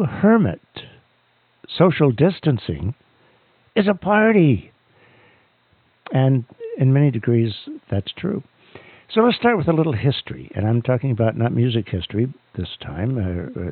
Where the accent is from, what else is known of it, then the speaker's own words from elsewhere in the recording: New York City, New York, United States; moved away; I grew up on Staten Island. From around the fifth grade through my first couple of years of college, I lived on Staten Island